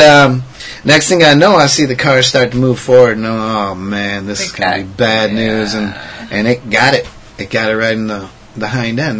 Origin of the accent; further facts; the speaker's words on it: United States; I'm American-born citizen. I love America.